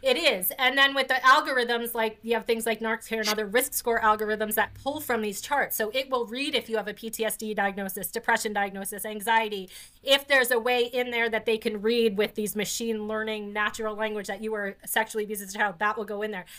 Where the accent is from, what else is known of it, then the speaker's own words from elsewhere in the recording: New Jersey, United States; I grew up in New Jersey. My parents are from the Bronx